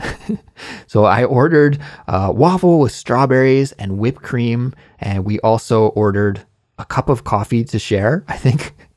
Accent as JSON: {"language": "English", "country": "Canada", "moved": "as an adult", "lives_now": "Korea", "said": "in Canada, my home country"}